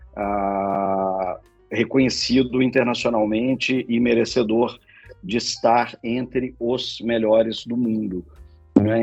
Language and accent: Portuguese; Minas Gerais, Brazil; now in São Paulo, Brazil; eu sou mineiro